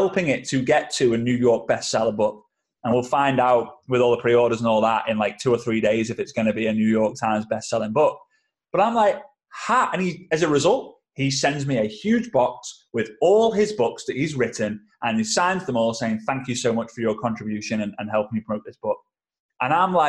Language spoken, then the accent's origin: English; England, United Kingdom; I'm an English guy